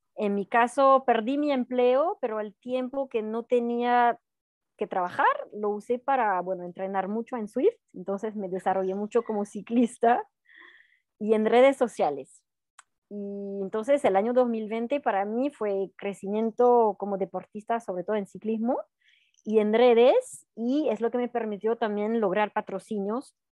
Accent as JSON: {"language": "Spanish", "area": "Alpe d'Huez, French Alps", "region": "Auvergne-Rhône-Alpes", "country": "France", "tie": "born or raised there", "second_language": "Spanish", "moved": "yes", "said": "viví toda mi, mi juventud al pie del Alpe d'Huez"}